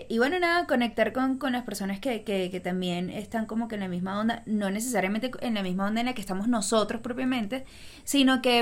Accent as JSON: {"language": "Spanish", "town": "Río Chico", "region": "Miranda", "country": "Venezuela", "tie": "born or raised there", "said": "Y yo me crié en Río Chico, o sea que no es mentira."}